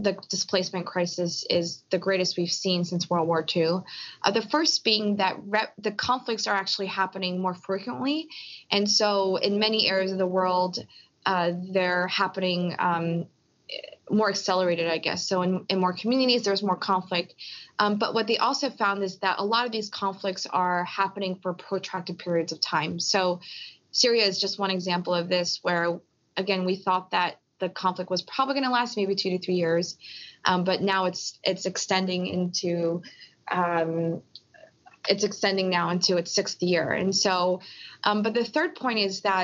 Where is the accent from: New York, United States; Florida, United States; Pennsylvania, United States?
Pennsylvania, United States; Philadelphia; I was born in Philly with my parents, but my parents are from Korea.